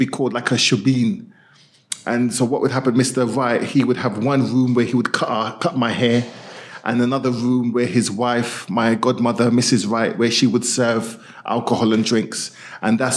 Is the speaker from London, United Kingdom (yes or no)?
yes; London, United Kingdom; I grew up in Northwest London, and the community that we grew up in was predominantly a Windrush West Indian community based in Chapter Road, Willesden, Northwest London.